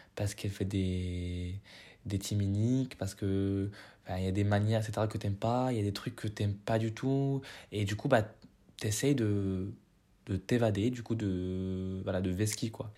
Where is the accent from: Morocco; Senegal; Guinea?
Morocco; moved away as an adult; j'ai quitté le Maroc en deux mille vingt